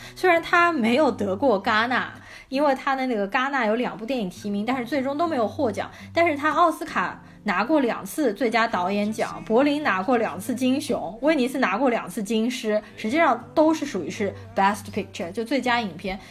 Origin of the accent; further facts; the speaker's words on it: China; 我们中国人